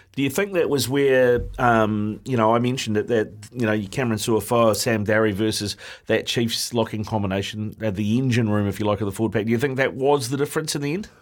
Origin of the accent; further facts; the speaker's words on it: Auckland, New Zealand; I born and bred in Auckland